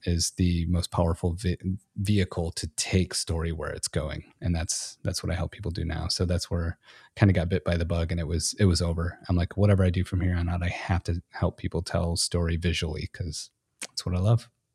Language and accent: English; Michigan, United States; moved away as an adult; now in Texas, United States; I was born and raised in Michigan